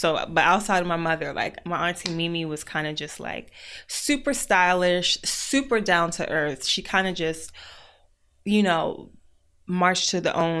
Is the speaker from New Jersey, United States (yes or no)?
no; Maryland, United States; So I grew up in Maryland. I've been, for most of my life, been a Mo County girl.